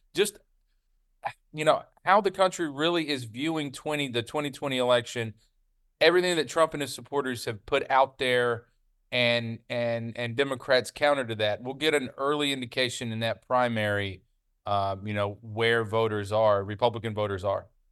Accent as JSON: {"language": "English", "region": "the South", "country": "United States", "tie": "born or raised there", "said": "you and I grew up in the South"}